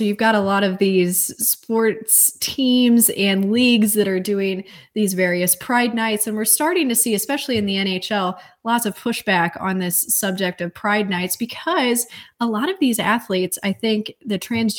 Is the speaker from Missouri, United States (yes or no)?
yes; St. Louis, Missouri, United States; I'm originally from, and that's where I'm at right now, visiting family. I'm from St. Louis, Missouri area.